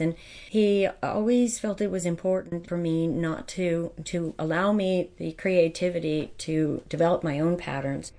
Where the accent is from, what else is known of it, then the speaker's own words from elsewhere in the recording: White Mills, Pennsylvania, United States; I grew up in White Mills.